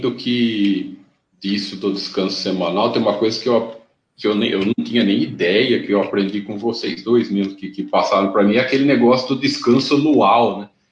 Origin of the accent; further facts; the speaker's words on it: interior of São Paulo, Brazil; Eu sou aqui do, do, do interior de São Paulo